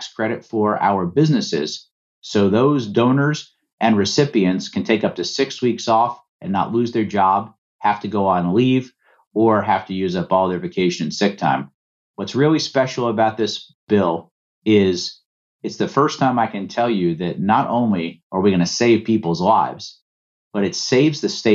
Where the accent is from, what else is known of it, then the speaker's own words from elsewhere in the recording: Georgia, United States; my home state of Georgia